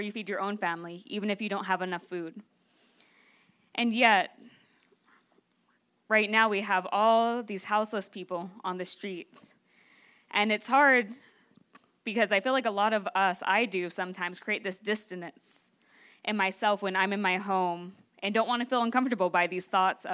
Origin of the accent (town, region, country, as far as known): Northern California, United States